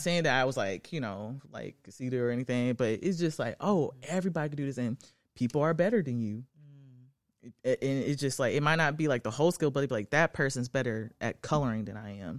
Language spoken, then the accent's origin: English; Arlington, Tennessee, United States; I'm from the outskirts of Memphis. Um, I grew up in Arlington